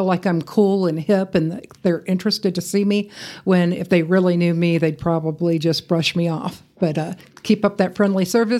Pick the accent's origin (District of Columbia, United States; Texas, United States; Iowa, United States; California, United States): Iowa, United States; When I was little, growing up in Iowa, if we went under an overpass, I'd make my dad get off the exit and go over it